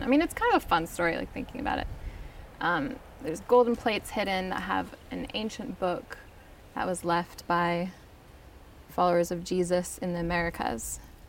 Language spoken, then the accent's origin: English; Salt Lake City, Utah, United States; born there; I was born in Salt Lake City.